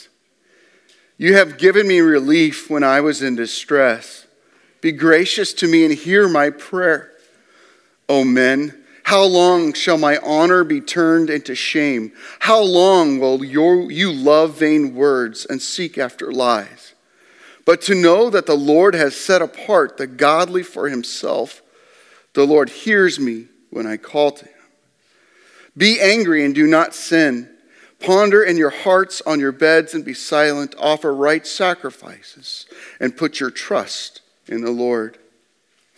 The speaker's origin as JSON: {"language": "English", "region": "Nebraska", "country": "United States", "said": "I'm from Nebraska."}